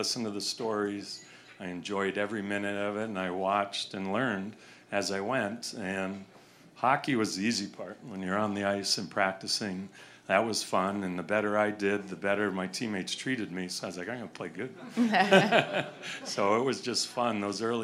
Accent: Connecticut, United States; growing up in Connecticut

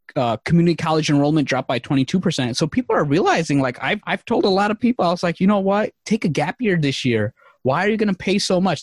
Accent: New York City, New York, United States; also born or lived in Bangladesh; I came here when I was three years old

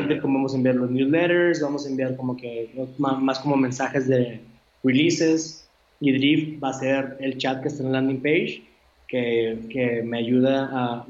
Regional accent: Monterrey, Nuevo León, Mexico; los tres somos de Monterrey

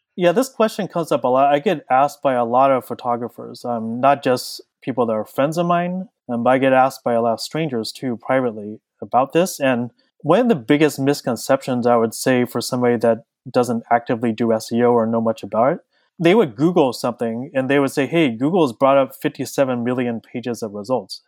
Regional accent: Southern California, United States; I was born and raised in Southern California

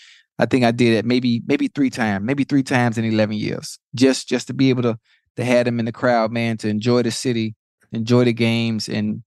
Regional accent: Miami, Florida, United States; I'm from Liberty City, from Dade yeah. County.

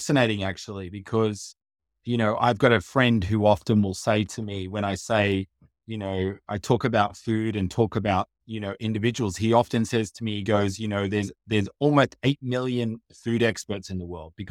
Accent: Australia; also born or lived in Asia / Africa; So I'm originally from Australia, but we lived in Asia, in Africa, in other parts of the world.

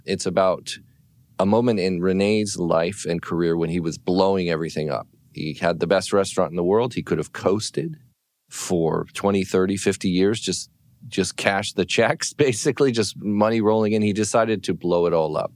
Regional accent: California, United States; I'm from California

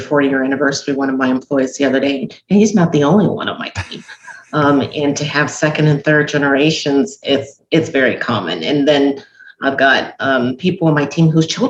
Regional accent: Los Angeles, California, United States; now in Georgia, United States; I grew up

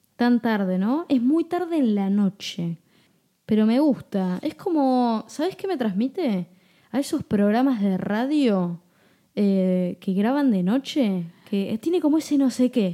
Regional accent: Buenos Aires, Argentina; yo nací en Flores. Este es uno de los barrios porteños de la ciudad de Buenos Aires.

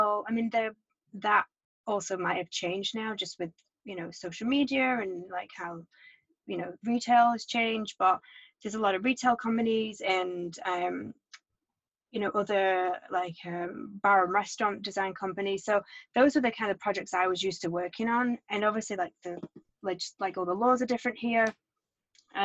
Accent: England, United Kingdom; moved away; I started working for an architecture firm in England, in my hometown, when I was 16.

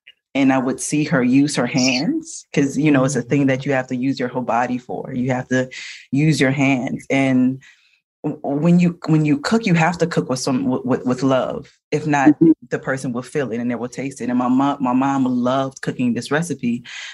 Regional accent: New Orleans, Louisiana, United States; we're from New Orleans.

